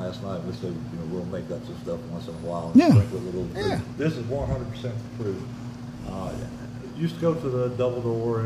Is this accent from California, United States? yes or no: no; Memphis, Tennessee, United States; moved away; I grew up in Memphis